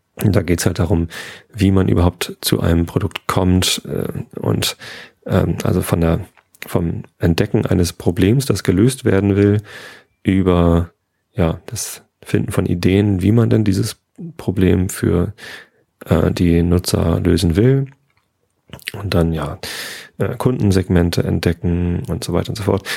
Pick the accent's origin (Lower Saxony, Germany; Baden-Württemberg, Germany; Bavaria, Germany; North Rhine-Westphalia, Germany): Lower Saxony, Germany; Wistedt; Also ich bin in Visted aufgewachsen, aber in Tosted war dieser Kiosk